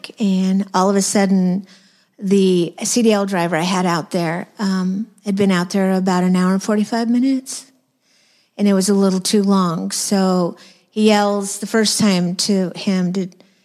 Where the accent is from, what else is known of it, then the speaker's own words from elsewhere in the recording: New Mexico, United States; I'm from New Mexico